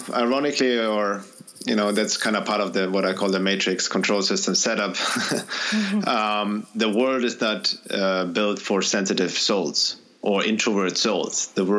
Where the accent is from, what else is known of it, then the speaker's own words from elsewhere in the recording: Germany; now in United States; And when I first came from the U.S., from Germany to the U.S., 23 years ago, and people are greeting me, hey, how are you?